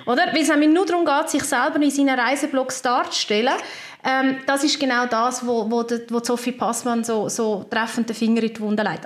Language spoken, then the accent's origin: German; Switzerland; bei uns in der Schweiz